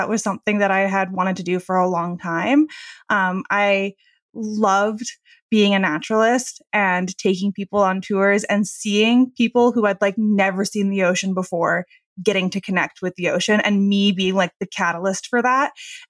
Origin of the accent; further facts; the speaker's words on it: United States; So I am. Yeah. I try and pass as a Canadian, especially traveling abroad.